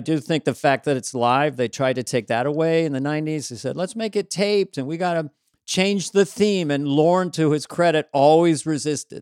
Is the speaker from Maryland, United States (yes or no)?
no; Bay Area, California, United States; I'm from Bay Area